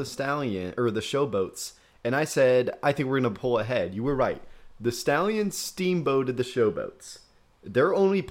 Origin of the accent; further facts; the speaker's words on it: Midwest, United States; We are from the Midwest. That's our qualifications.